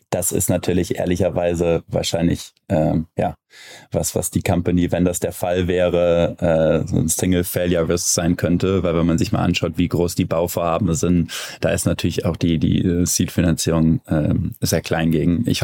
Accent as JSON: {"language": "German", "town": "Cologne", "region": "North Rhine-Westphalia", "country": "Germany", "tie": "born or raised there", "said": "dass da äh, ein Inkubator Europa in, wie gesagt, meiner Heimatstadt äh, rumwirbelt und ähm, eine, eine coole Firma in Köln nach dem anderen äh, aus, dem, ähm, aus dem Boden sprießt."}